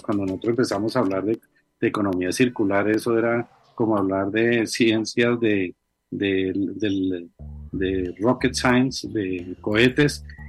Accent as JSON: {"language": "Spanish", "country": "Colombia", "said": "a todos los colombianos"}